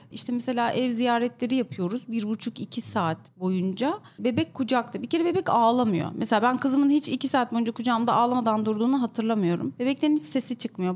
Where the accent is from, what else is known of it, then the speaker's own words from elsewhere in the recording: İskenderun, Hatay, Turkey; moved away as an adult; now in Istanbul, Turkey; Ben İskenderunluyum. Üniversiteyle birlikte İstanbul'a geldim.